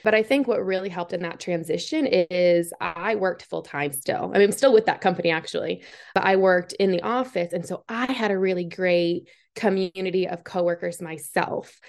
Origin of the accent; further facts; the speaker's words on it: Massachusetts, United States; moved away as an adult; now in Clemson, United States; I'm born and raised in Massachusetts